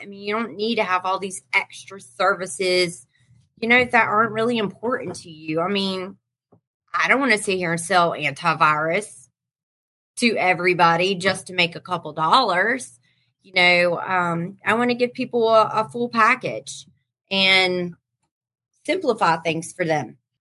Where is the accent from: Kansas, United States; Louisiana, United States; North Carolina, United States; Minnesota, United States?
North Carolina, United States; I'm from North Carolina